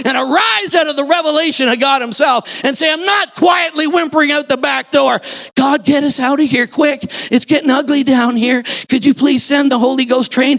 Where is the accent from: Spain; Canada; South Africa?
Canada; I'm a Canadian citizen